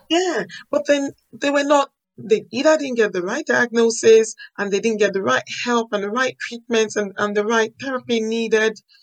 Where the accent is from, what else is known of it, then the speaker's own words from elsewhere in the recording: Nigeria; moved away as an adult; now in United Kingdom; I was born in Nigeria, I grew up in Nigeria